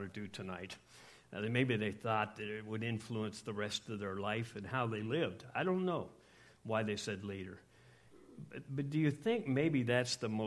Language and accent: English; Scotland, United Kingdom; I'm Scottish